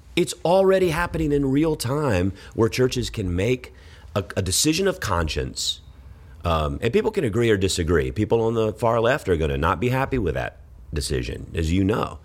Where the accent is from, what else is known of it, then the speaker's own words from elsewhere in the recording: Georgia, United States; moved away as an adult; now in Texas, United States; I grew up in Georgia